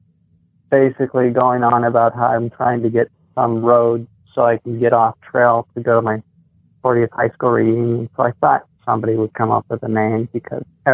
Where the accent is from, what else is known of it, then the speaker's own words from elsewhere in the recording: Des Moines, Washington, United States; moved away; also born or lived in Burien, Washington; I grew up in Des Moines, Washington, which is near SeaTac